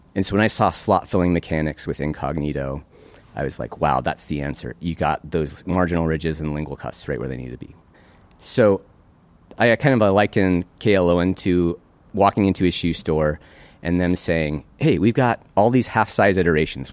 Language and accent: English; Great Falls, Montana, United States; moved away as an adult; also born or lived in Minnesota; one of the closest dental schools to where I grew up, fourteen hours away from Great Falls